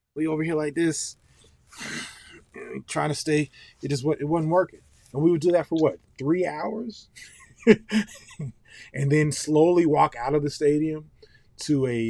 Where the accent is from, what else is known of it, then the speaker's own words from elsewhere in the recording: Ohio, United States; moved away; we grew up in Ohio